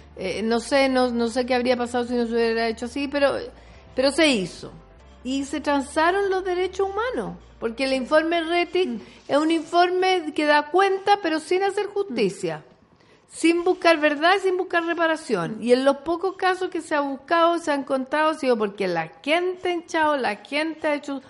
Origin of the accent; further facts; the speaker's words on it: Chile; las chilenas y los chilenos somos un poco para adentro